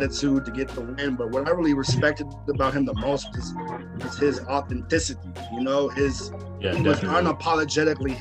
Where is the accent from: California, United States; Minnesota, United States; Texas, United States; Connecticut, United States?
California, United States; Hayward; we're interviewing a fellow South Hayward representative